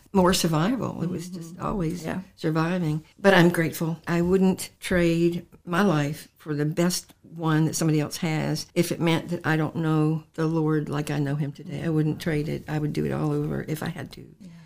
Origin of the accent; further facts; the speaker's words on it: Portsmouth, Virginia, United States; also born or lived in Salem, Virginia; I was born in Portsmouth, Virginia. I lived in Portsmouth, Virginia um, when I was a very young little girl